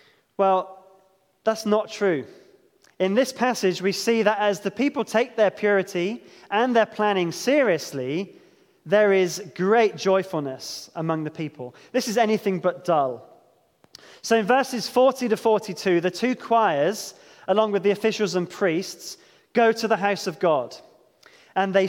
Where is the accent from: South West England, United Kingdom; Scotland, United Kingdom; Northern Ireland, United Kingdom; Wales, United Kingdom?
South West England, United Kingdom; Devon; growing up in Devon